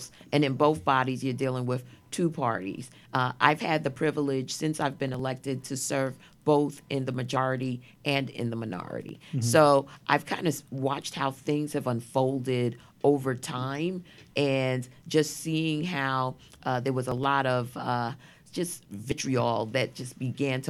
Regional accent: New York City, New York, United States; I was born in Brooklyn Jewish Hospital.

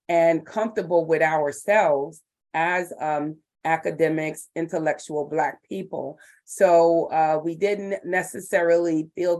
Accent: Fishkill, New York, United States; moved away as an adult; now in Brooklyn, United States; I grew up in Fishkill, New York.

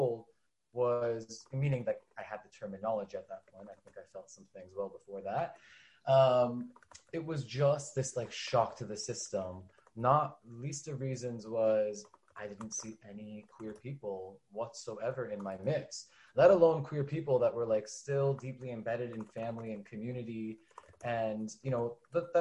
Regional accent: Los Angeles, California, United States; I grew up in Los Angeles to a very loud and proud Persian Jewish family

